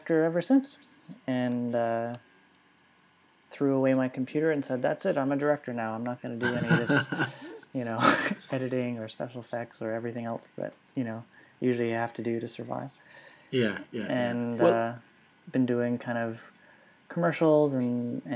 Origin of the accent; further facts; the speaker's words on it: Canada; I grew up in Canada